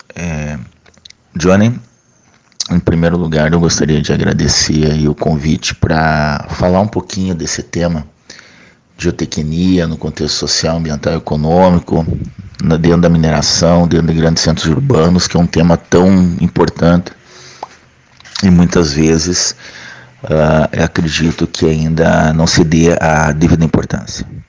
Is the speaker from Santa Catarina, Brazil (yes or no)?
yes; Santa Catarina, Brazil; moved away; also born or lived in Curitiba, Paraná / northern Brazil; eu sou catarinense